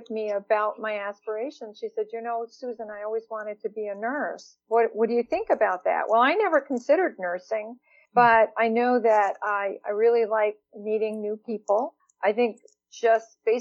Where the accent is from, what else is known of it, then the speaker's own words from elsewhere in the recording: East Millinocket, Maine, United States; also born or lived in Bangor, Maine; I grew up in a small mill town, East Millinocket, Maine